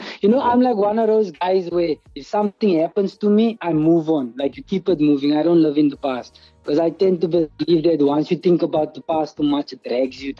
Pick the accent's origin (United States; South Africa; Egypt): South Africa; North West; moved away; also born or lived in Cape Town, South Africa / Amsterdam, Netherlands; I'm from Northwest